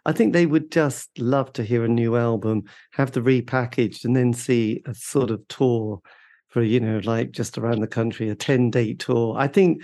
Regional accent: East Anglia, East of England, United Kingdom; where I grew up in East Anglia

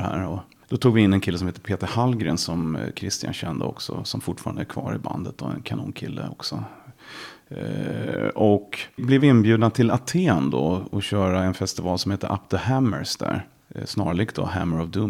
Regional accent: Järfälla, Stockholm County, Sweden; jag är ju uppvuxen eh, i västra Stockholm, Järfälla

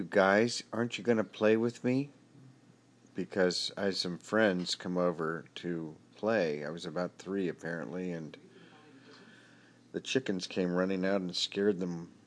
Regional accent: Berkeley, California, United States; also born or lived in Los Trancos Woods, California / Palo Alto, California; I grew up in Berkeley. I was born in Berkeley. Lived here for my first 2 years of life

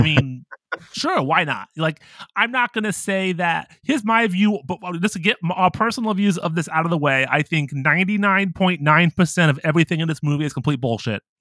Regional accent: Ohio, United States; I'm from America, and I grew up in Ohio

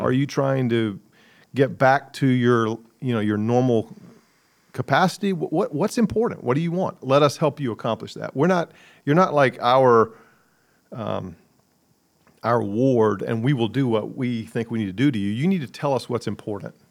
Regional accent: Columbia, South Carolina, United States; also born or lived in New York City; I grew up in Columbia, cheered against Clemson

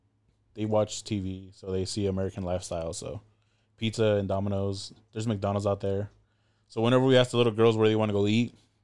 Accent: Go Vap, Ho Chi Minh City, Vietnam; We referenced Govap as the Vap. You know, that's, we grew up in the Vap, and Vap is like ghetto and like, It's a rough area.

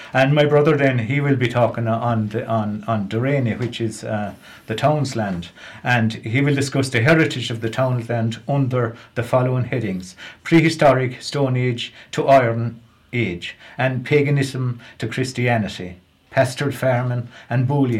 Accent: Ireland; I myself will just be talking about growing up in Lochiel.

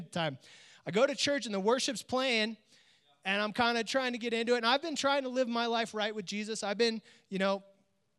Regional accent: Oakdale, California, United States; also born or lived in Bay Area, California; I grew up in a small little country town called Oakdale, California

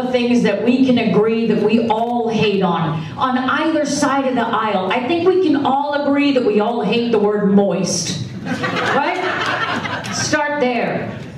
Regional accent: Massachusetts, United States; my home state of Massachusetts

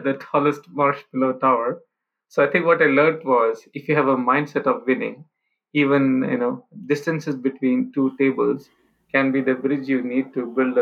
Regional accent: India; moved away; growing up in India, coming from a, you know, middle-class background

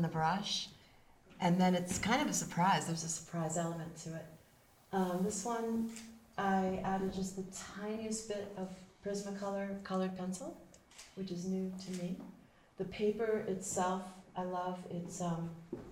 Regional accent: Rockport, Massachusetts, United States; also born or lived in Rocky Neck; I'm from Pigeon Cove

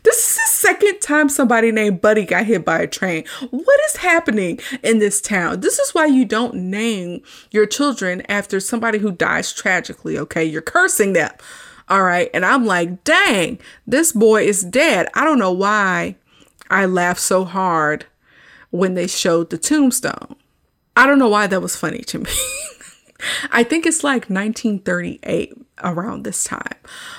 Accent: the South, United States; I grew up in the South

